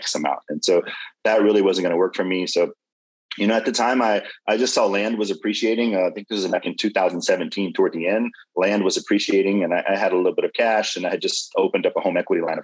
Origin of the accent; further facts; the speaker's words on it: Louisiana, United States; now in Houston, United States; I'm originally from Louisiana. I've called Houston my home for over 20 years now